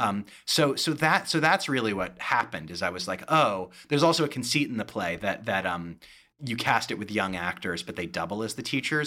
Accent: Berkeley, California, United States; moved away; I'm from Berkeley, California originally, and, uh, Yellow Jackets is a play set at Berkeley High, which was my high school

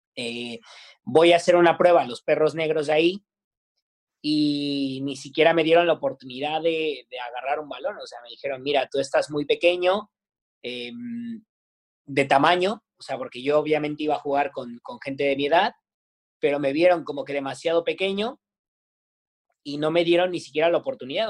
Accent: Naucalpan, State of Mexico, Mexico; la zona donde yo, donde yo crecí, de donde yo vengo, eh, no es de las mejores de Naucalpan

